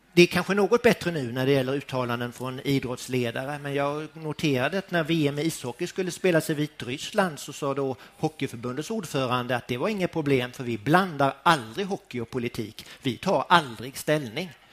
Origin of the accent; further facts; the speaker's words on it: Båstad, Skåne, Sweden; Jag är ju född och uppvuxen i Båstad av alla ställen, denna lilla idylliska ort i nordvästra Skåne